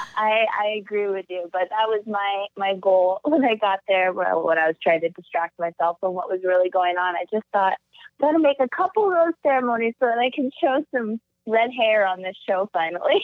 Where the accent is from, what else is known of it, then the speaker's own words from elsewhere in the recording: Alaska, United States; moved away; growing up in Alaska was incredible. I describe my childhood as kind of a Huckleberry Finn